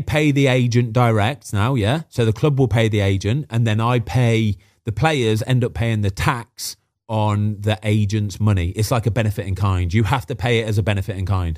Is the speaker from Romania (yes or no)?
no; Midlands, United Kingdom; moved away; I'm from the Midlands